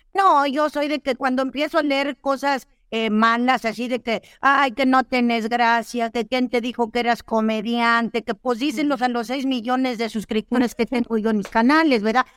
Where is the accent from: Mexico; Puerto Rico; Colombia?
Mexico; northern Mexico; como soy norteña, pues a mí me decían, pues, ah, es arremedar, yo arremedo, así decimos acá en el norte